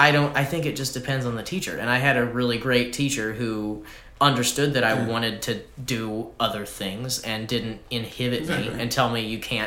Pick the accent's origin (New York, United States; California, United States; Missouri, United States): Missouri, United States; Columbia; I'm from Missouri.